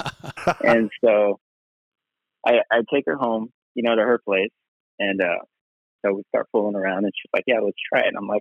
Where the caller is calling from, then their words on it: Los Angeles, California, United States; Los Angeles.